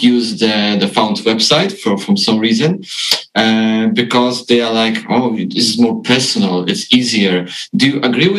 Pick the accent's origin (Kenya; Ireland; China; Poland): Poland; I'm from Poland.